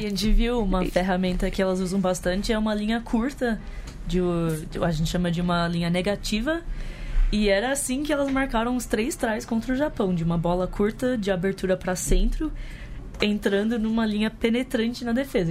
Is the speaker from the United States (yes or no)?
yes; United States; moved away as an adult; also born or lived in New York; now in Brazil; eu nasci nos Estados Unidos, cresci lá, fui pra faculdade lá